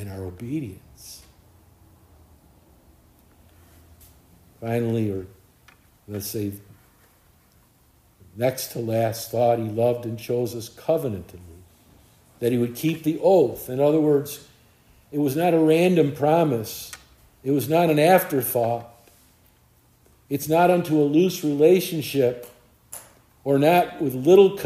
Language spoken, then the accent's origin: English; United States; I'm an American.